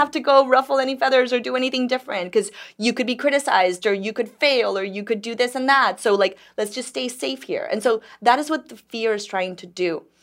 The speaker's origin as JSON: {"language": "English", "country": "Dominican Republic", "tie": "born or raised there", "also_born_or_lived": "New York", "moved": "yes", "lives_now": "Miami, United States", "said": "I grew up in Dominican Republic"}